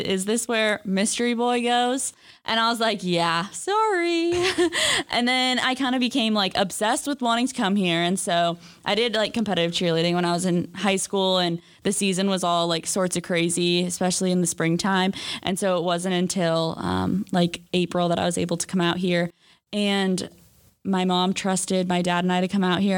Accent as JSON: {"language": "English", "area": "just outside of San Francisco", "region": "California", "country": "United States", "also_born_or_lived": "Hermosa Beach, California", "moved": "as an adult", "said": "I'm a senior from just outside of San Francisco, California"}